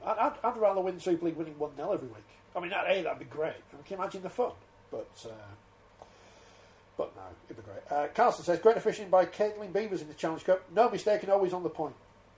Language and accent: English; Wakefield, Yorkshire and the Humber, United Kingdom; I mean, Dennis, I'm from Wakefield.